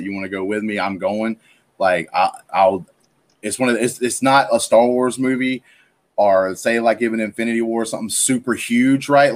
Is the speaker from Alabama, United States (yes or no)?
yes; Alabama, United States; I'm from Alabama.